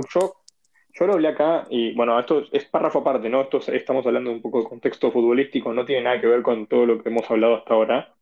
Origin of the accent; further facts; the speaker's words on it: Argentina; me tomo como argentino